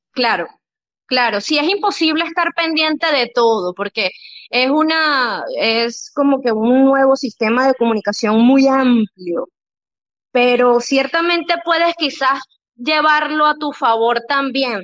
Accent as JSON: {"language": "Spanish", "country": "Venezuela", "tie": "born or raised there", "said": "yo soy venezolana, por cierto, yo, mi país eh, natal es Venezuela."}